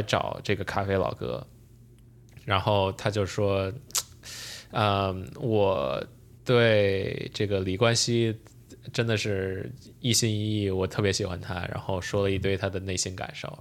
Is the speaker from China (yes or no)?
yes; Beijing, China; 作为北京人还是有这种小pride的